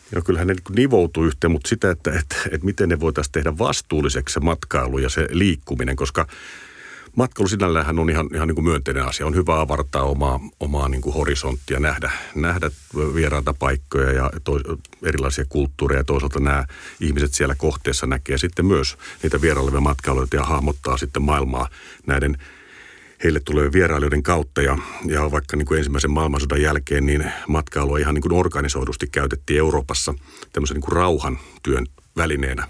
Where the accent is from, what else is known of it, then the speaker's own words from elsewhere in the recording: Kotka, Kymenlaakso, Finland; mä oon Kotkasta kotosi ja tuota, siinä, siinä aika paljon Kymijoen rantaa, rantaa sai kouluun kävellä